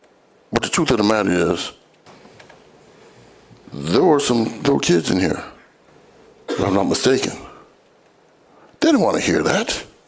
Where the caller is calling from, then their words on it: Grand Rapids, Michigan, United States; from Grand Rapids.